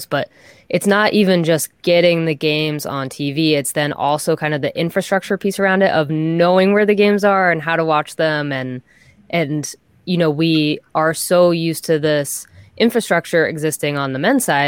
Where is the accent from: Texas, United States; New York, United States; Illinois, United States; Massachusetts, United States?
Massachusetts, United States; Boston; I'm from Boston